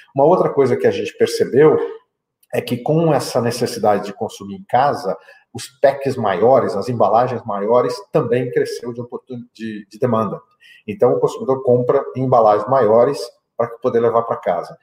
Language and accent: Portuguese; Mato Grosso do Sul, Brazil; moved away as an adult; also born or lived in England / Canada / China; eu sou natural do Mato Grosso do Sul, fiz a minha formação é, estudantil, acadêmica no Mato Grosso do Sul